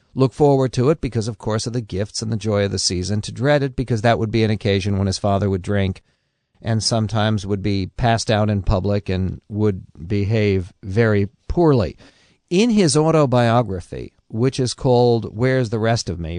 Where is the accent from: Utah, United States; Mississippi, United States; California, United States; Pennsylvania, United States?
California, United States; San Diego; when I was a little kid, uh, growing up in San Diego